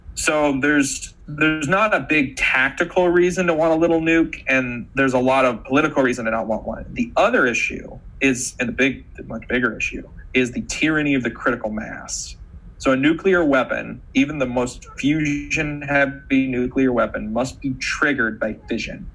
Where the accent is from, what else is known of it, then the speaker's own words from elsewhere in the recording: Montana, United States; I'm from Montana, big beautiful state full of wildlife.